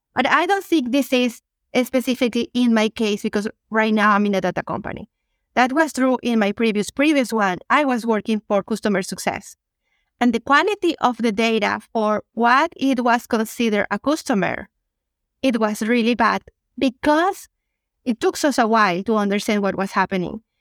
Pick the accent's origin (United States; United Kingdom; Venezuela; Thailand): Venezuela; moved away as an adult; now in Canada; I'm originally from Venezuela, relocated to Canada ten years ago